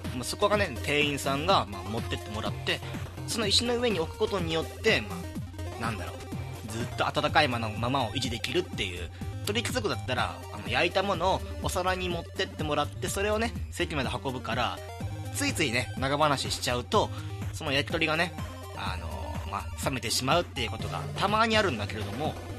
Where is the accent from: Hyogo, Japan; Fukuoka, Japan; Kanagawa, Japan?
Hyogo, Japan; Kansai; moved away as an adult; now in Tokyo, Japan; 僕はね、もちろん関西出身なんで